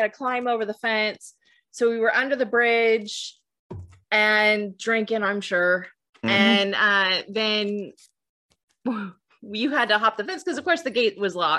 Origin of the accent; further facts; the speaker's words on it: the Bay Area, California, United States; I grew up in the Bay.